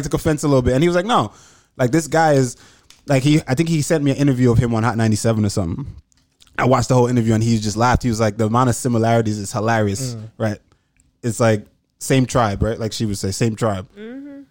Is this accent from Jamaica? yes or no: yes; Jamaica; I was born here, but I was raised in Jamaica, mm-hmm. and I'm constantly back and forth.